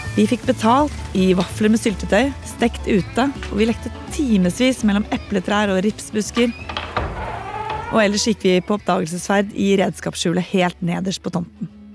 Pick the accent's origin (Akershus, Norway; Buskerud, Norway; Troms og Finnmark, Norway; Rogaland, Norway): Akershus, Norway; Bærum; Da jeg vokste opp i Bærum på 80- og 90-tallet